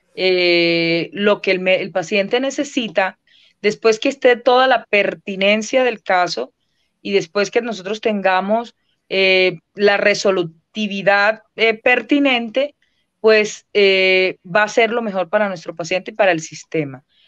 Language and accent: Spanish; Colombia; somos todos los colombianos y las colombianas